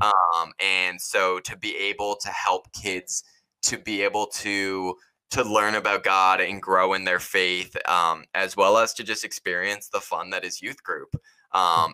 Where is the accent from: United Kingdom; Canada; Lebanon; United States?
United States; Cape Cod, Massachusetts; I grew up on Cape Cod, Massachusetts